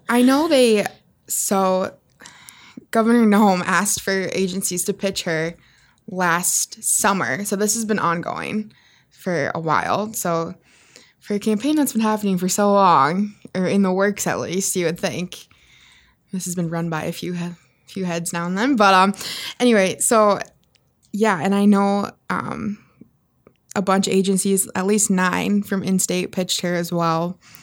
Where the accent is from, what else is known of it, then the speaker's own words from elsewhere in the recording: South Dakota, United States; moved away; from my hometown on my high school football field